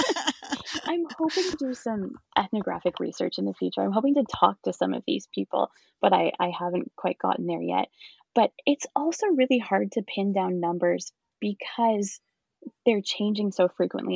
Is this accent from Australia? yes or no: no; Picton, Ontario, Canada; moved away as an adult; also born or lived in London, Ontario / Kingston, Ontario; I'm actually from the Picton area. I grew up in Picton